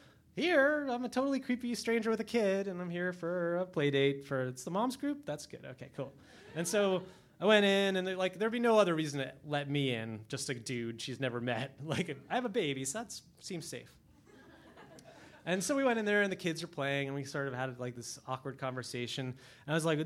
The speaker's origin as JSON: {"language": "English", "town": "New York City", "region": "New York", "country": "United States", "said": "as a New Yorker"}